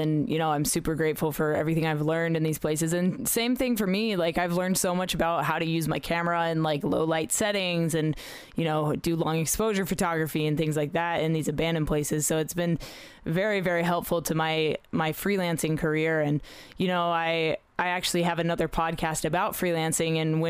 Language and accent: English; Australia; also born or lived in Middle East; I grew up in the Middle East a little bit and in Australia